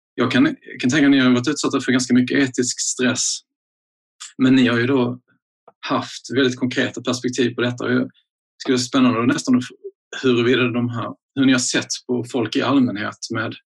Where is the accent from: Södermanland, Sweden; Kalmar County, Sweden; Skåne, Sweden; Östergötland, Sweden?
Skåne, Sweden; jag som en skåning